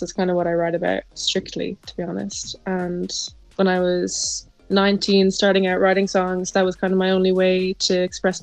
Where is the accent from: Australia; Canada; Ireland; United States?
Ireland; County Kildare; moved away as an adult; now in London, United Kingdom; I'm from Kildare in Ireland. I lived there all my life.